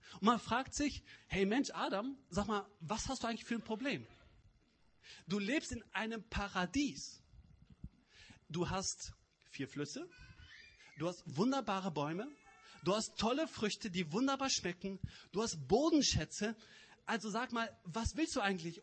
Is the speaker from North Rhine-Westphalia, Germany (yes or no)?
yes; Cologne area, North Rhine-Westphalia, Germany; moved away; Ich komme aus der Kölner Gegend, vielleicht hört ihr das.